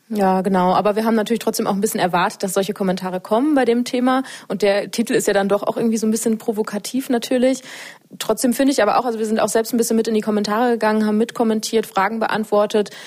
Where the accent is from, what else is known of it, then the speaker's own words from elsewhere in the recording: North Rhine-Westphalia, Germany; now in Leipzig, Germany; ich komme tatsächlich aus Westdeutschland. Also ich bin in der Nähe von Münster aufgewachsen und wohne jetzt seit ungefähr vier Jahren in Leipzig.